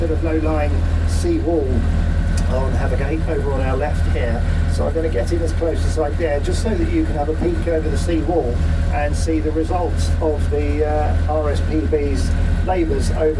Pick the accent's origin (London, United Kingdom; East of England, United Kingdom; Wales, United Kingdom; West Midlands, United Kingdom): East of England, United Kingdom; Essex; moved away as an adult; now in Suffolk, United Kingdom; Originally we're from Essex